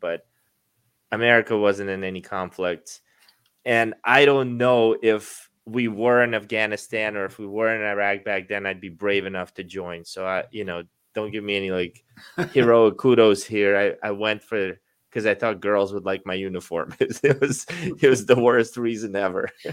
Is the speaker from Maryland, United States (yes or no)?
yes; Baltimore, Maryland, United States; moved away as an adult; now in Florida, United States; growing up in Baltimore, I'm a Baltimore Ravens fan